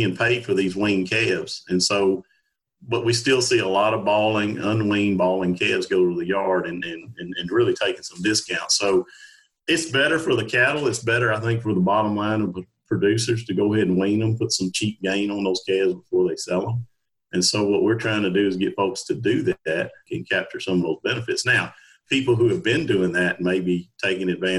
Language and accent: English; Louisiana, United States; moved away as an adult; now in Kentucky, United States; I'm born and raised in Louisiana